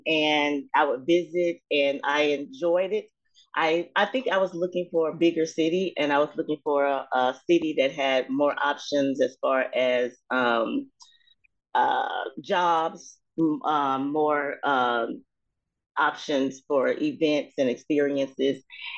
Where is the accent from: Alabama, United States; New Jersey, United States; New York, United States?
Alabama, United States; Mobile; I am from Mobile, Alabama. In South Alabama.